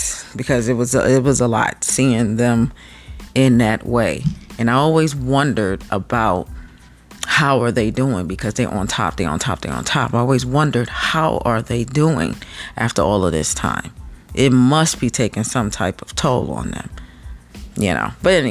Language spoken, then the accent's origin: English; United States; me being American